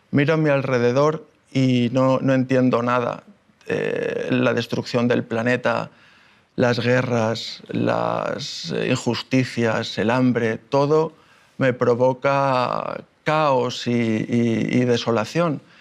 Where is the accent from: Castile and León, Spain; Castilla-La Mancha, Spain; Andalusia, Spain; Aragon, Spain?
Andalusia, Spain; Málaga; born there; Yo nací en Málaga hace 39 años, soy hijo de marino, mi padre ha viajado prácticamente por todo el mundo y esa es una de las razones por las que hemos vivido en muchos lugares.